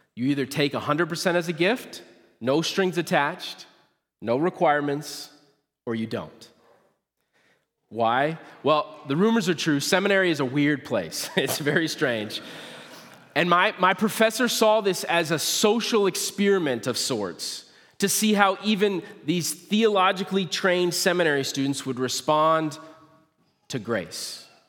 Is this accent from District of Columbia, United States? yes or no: no; Nebraska, United States; now in Kalona, United States; I grew up in Nebraska